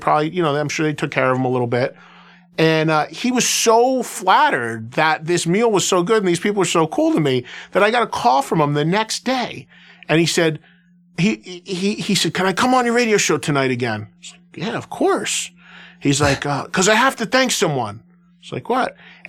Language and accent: English; New York, United States; growing up in the New York, New Jersey market my whole life